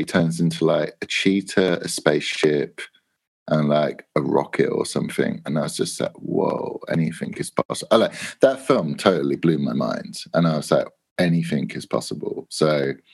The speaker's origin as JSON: {"language": "English", "town": "Spalding", "region": "East Midlands", "country": "United Kingdom", "tie": "born or raised there", "said": "I grew up in a town called Spalding, like the basketball, and it's in South Lincolnshire"}